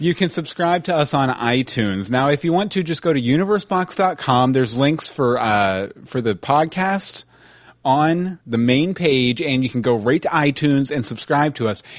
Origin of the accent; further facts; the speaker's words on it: Texas, United States; I grew up in Texas